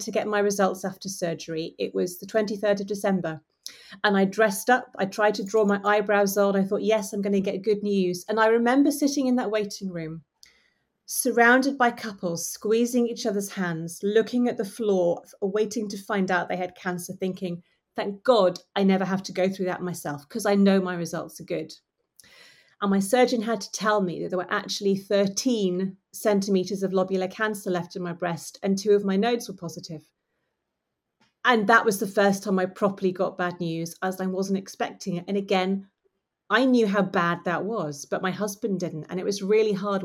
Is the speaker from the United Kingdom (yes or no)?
yes; United Kingdom; we're British